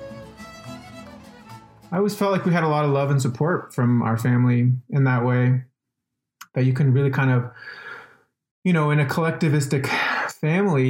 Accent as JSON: {"language": "English", "town": "Albuquerque", "region": "New Mexico", "country": "United States", "tie": "born or raised there", "said": "I'm from Albuquerque, born and raised, grew up there on the west side"}